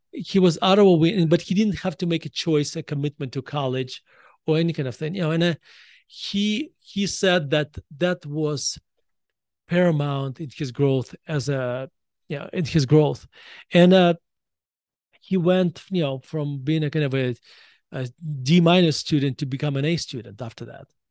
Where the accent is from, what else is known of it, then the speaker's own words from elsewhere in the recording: Russia; moved away as an adult; now in United States; when I was growing up in Russia